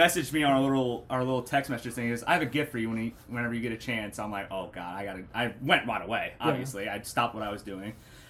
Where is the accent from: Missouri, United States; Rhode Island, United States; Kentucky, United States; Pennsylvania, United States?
Missouri, United States; St. Louis; I'm from St. Louis.